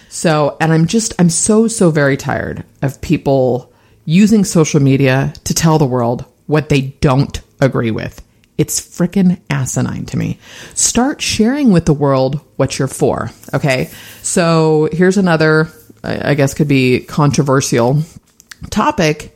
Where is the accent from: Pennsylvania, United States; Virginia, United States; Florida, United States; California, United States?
California, United States; San Francisco; born and raised in the Bay Area. I was actually born in San Francisco.